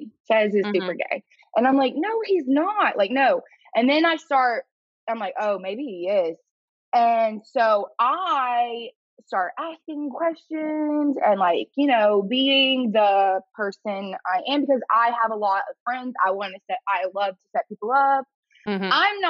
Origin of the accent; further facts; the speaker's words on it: Florida, United States; born there; I was born in Florida, so like I'm a Florida fan